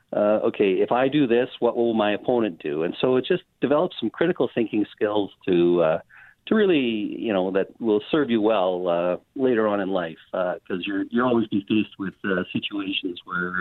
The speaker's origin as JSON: {"language": "English", "town": "Miami", "region": "Manitoba", "country": "Canada", "tie": "born or raised there", "said": "I grew up in Miami, Manitoba"}